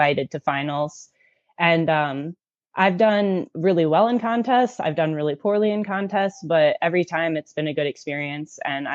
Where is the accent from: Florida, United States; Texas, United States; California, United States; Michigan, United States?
Michigan, United States; Kalamazoo; I'm from Kalamazoo, Michigan